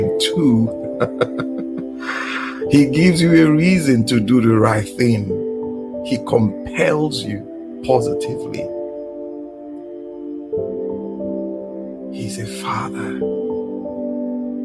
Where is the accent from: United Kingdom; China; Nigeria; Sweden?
Nigeria; I'm a Nigerian.